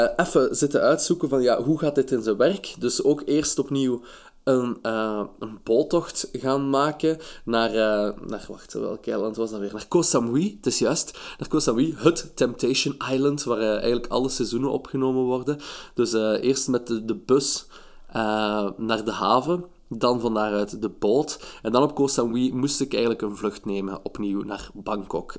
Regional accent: Belgium; ik ben eh, van België.

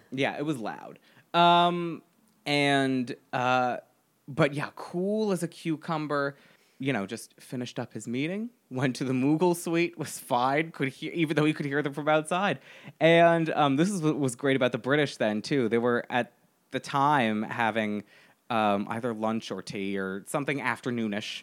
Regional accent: United States; I am very American

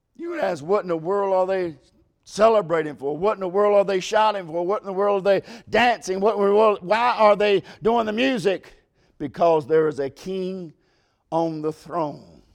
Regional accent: United States; I'm an American

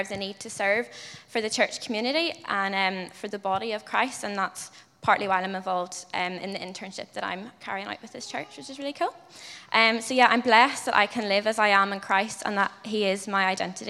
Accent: Ballyclare, Northern Ireland, United Kingdom; moved away as an adult; now in Dublin, Ireland; I'm from Ballyclare in County Antrim, Northern Ireland. And I moved to Dublin last year to study history at Trinity.

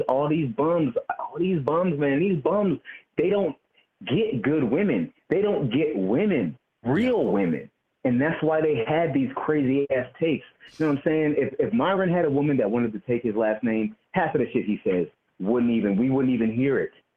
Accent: East Coast, United States; I grew up on the East Coast in my grandmama's kitchen

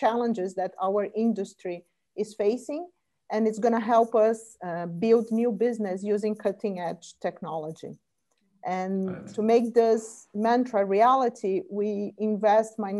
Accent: Brazil; moved away as an adult; also born or lived in United States; now in Spain; I am Brazilian. I was born and raised in Brazil

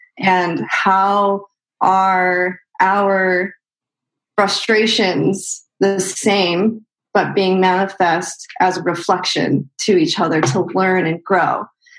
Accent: Chicago, Illinois, United States; now in California, United States; No, I'm from Chicago. Well, I've lived all over the place, but I'm mostly from Chicago. Went to school for photography in Chicago, mm-hmm. and then moved out to California in 2014.

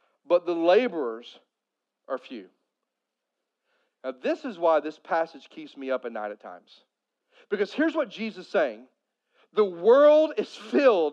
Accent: Poplar Bluff, Missouri, United States; I grew up in Southeast Missouri. And Southeast Missouri, especially if you get outside of Poplar Bluff where I'm from

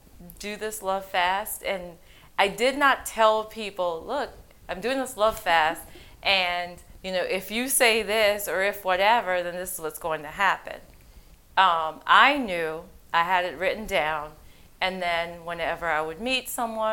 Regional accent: Haiti; moved away; I'm originally from Haiti.

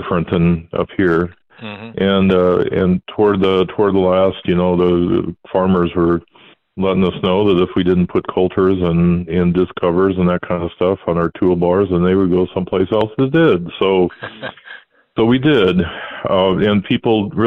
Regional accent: New Lenox, Illinois, United States; also born or lived in Joliet, Illinois; now in North Dakota, United States; I was born in Joliet and then raised in New Lenox, which is about 6 miles outside of town

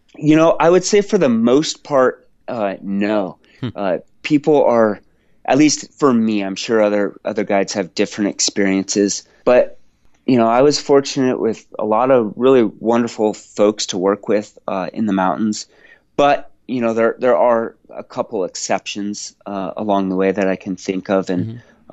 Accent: Washington, United States; I grew up in Washington State

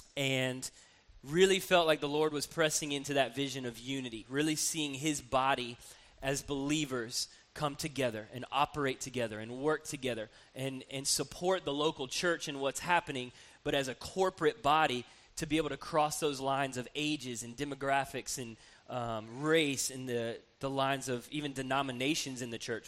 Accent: Atlanta, Georgia, United States; now in Columbus, United States; I grew up in Atlanta

